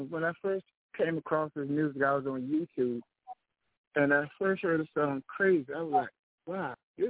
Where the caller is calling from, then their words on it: Florida, United States; I'm calling from Florida.